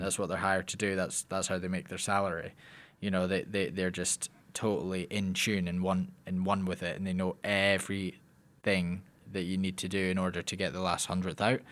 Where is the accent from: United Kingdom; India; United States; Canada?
United Kingdom; Lockerbie, Scotland; I am from Lockerbie, Scotland